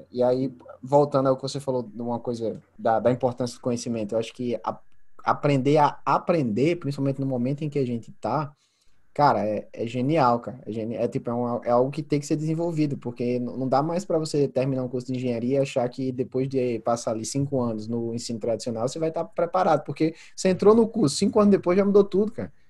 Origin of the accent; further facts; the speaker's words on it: Santa Luzia, Paraíba, Brazil; moved away as an adult; also born or lived in João Pessoa / United States; now in Australia; apesar de ter nascido em João Pessoa, morei grande parte da minha, é, da minha infância em Santa Luzia. Depois eu saí de Santa Luzia da casa da minha mãe para ir morar com a minha tia no, é, em João Pessoa